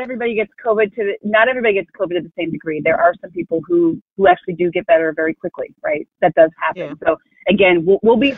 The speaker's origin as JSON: {"language": "English", "region": "Iowa", "country": "United States", "tie": "born or raised there", "said": "I'm born and raised in Iowa, African American"}